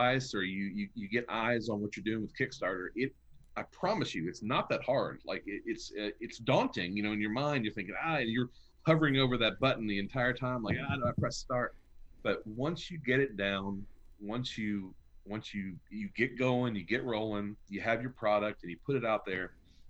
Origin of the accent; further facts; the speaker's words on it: Arkansas, United States; we're from the same state.